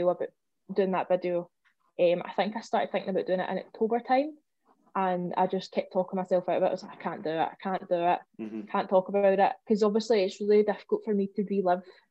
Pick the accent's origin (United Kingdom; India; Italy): United Kingdom; Coylton, Scotland; I come from Coyleton